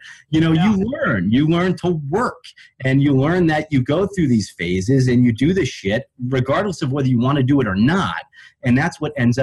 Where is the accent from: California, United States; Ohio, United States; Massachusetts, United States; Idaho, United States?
Ohio, United States; I grew up in Ohio